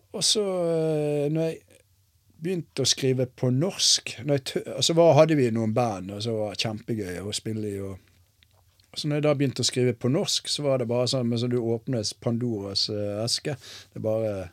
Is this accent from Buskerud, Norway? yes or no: no; Askøy, Vestland, Norway; moved away as an adult; also born or lived in Bergen, Norway; now in Risør, Norway; Nå har jo jeg vært der lenger enn eh, jeg har vært hjemme i Bergen